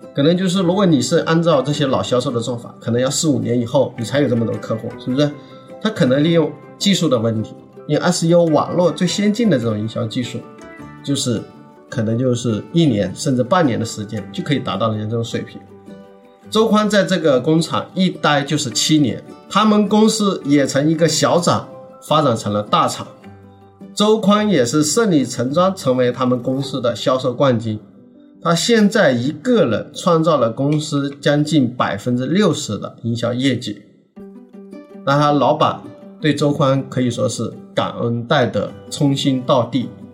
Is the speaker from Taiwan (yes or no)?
no; southern China, China; 我是南方人，我普通话确实不好